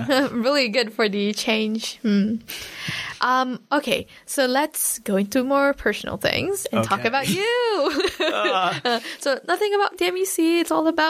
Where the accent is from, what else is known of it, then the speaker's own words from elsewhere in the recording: Malaysia; now in Dunedin, New Zealand; because I grew up in Malaysia, came here, and I think I identify as like Kiwi Malay.